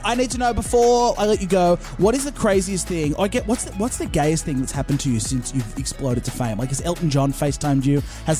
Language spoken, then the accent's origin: English; Australia; I am an Aussie guy.